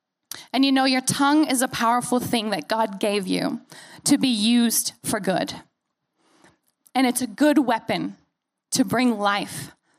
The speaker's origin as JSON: {"language": "English", "country": "United States", "said": "But the longer that I'm away from the U.S., the more likely that my accent and the things and the phrases that I say are going to sound more like you because I'm around you."}